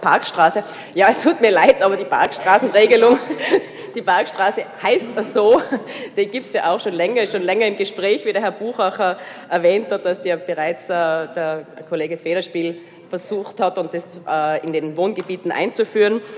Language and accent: German; Hall in Tirol, Tyrol, Austria; now in Innsbruck, Austria; ich bin ja eigentlich aus Hall